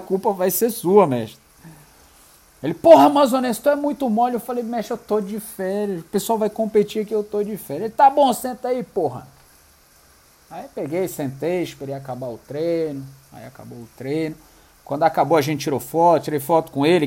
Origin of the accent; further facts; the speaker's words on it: Manaus, Amazonas, Brazil; eu sou de Manaus, tenho um restaurante assim, assim, assim